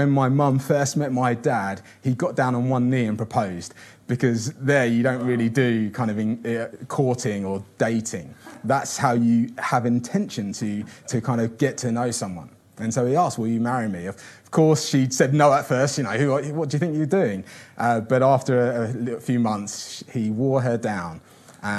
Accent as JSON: {"language": "English", "region": "Kinshasa", "country": "DR Congo", "tie": "born or raised there", "also_born_or_lived": "São Paulo / Rio de Janeiro", "moved": "yes", "said": "I grew up in Kinshasa, which is the capital of the Congo."}